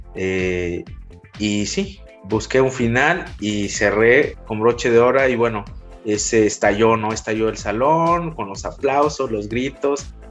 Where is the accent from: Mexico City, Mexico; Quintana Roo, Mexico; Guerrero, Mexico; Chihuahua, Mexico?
Guerrero, Mexico; Taxco; moved away as an adult; el hecho de ser foráneo, bueno, de guerrero, ¿no? Te imaginas, no, pues este guerrerense